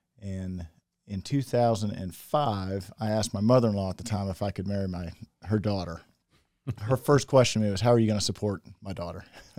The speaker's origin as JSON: {"language": "English", "region": "Indiana", "country": "United States", "tie": "born or raised there", "said": "So I grew up just outside of Indianapolis. I've got two sisters."}